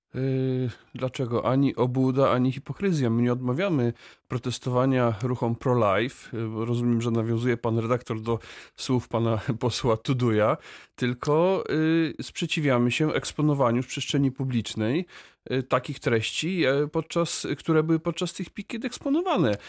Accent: Wrocław, Lower Silesian Voivodeship, Poland; ja jestem wrocławinem z urodzenia.

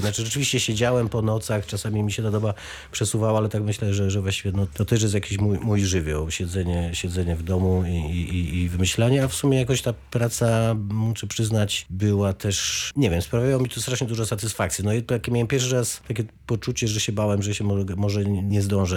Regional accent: Wrocław, Lower Silesian Voivodeship, Poland; moved away; also born or lived in Oława; Ja jestem w- właśnie rodowitym Oławianinem, a właściwie wrocławianinem. Teraz, jak już nie mieszkam we Wrocławiu

